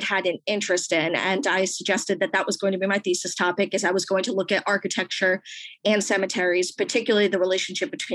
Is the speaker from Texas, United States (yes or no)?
no; Rhode Island, United States; I am originally from Rhode Island, the small state. So I grew up in the Northeast